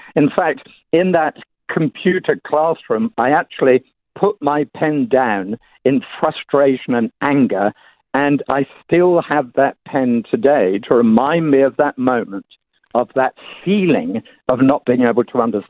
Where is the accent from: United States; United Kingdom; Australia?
United Kingdom; England; moved away; because I'm English, people assume that I like drinking tea all the time